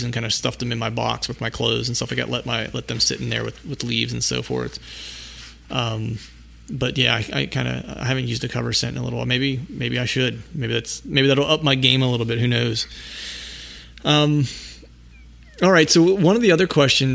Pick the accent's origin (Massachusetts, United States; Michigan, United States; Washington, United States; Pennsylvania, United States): Pennsylvania, United States; born or raised there